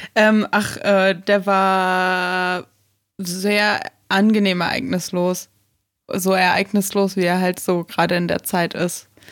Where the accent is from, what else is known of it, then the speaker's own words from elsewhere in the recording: North Rhine-Westphalia, Germany; ich bin ja auf dem Dorf groß geworden, am Niederrhein.